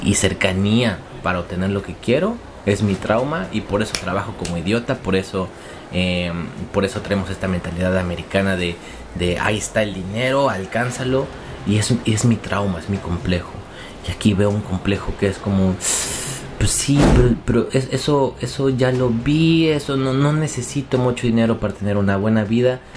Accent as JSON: {"language": "Spanish", "country": "Mexico", "also_born_or_lived": "Poland", "moved": "as an adult", "lives_now": "Kraków, Poland", "said": "yo salí de México"}